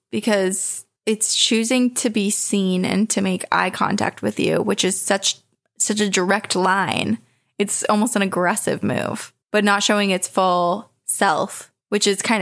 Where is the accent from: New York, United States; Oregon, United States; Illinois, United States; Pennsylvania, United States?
Illinois, United States; St. Charles; My hometown of St. Charles, Illinois